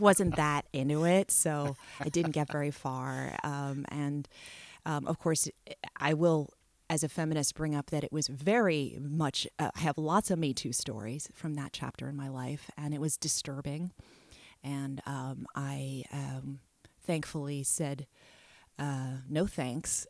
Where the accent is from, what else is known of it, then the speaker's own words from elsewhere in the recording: New York City, New York, United States; also born or lived in Italy / France; growing up in New York helped me with this worldly outlook